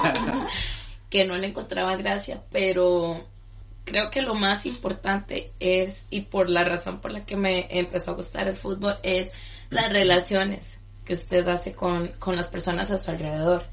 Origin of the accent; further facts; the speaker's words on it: Costa Rica; now in China; mi país, en Costa Rica